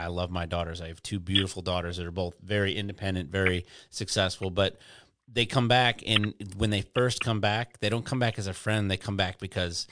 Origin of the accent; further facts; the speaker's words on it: Detroit, Michigan, United States; moved away as an adult; also born or lived in Houston, Texas; now in Florida, United States; I'm in Florida, dude, and I grew up in Detroit, and I spent some of my childhood in Houston